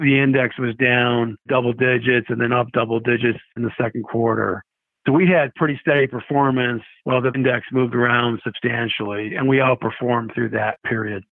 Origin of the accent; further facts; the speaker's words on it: Rochester, New York, United States; moved away as an adult; also born or lived in Syracuse; now in Arizona, United States; I grew up in Rochester, New York